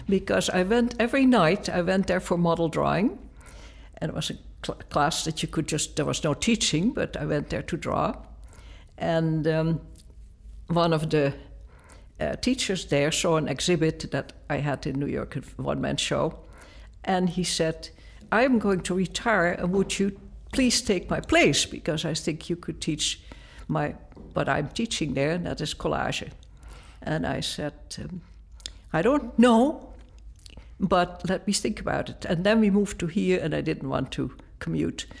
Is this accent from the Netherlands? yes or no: yes; Netherlands; moved away; I grew up in Holland